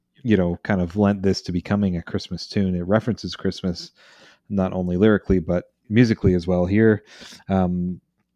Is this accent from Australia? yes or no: no; Canada; I'm Canadian